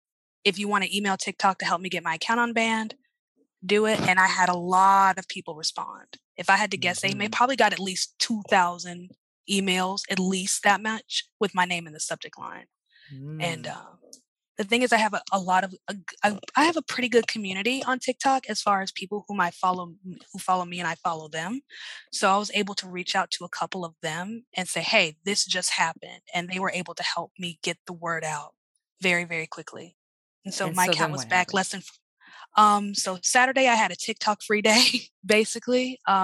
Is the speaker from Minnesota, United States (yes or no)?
no; Charlotte, North Carolina, United States; also born or lived in Columbia; now in New Orleans, United States; Yeah, I was born in Columbia, raised in Charlotte. So Charlotte's home.